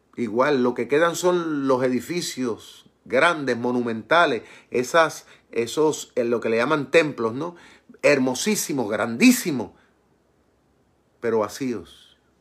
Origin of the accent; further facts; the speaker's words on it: Puerto Rico; mi pueblo en Puerto Rico